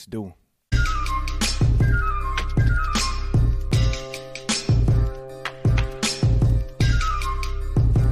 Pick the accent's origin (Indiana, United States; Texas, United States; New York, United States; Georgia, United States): New York, United States; New York City; I grew up in the Bronx.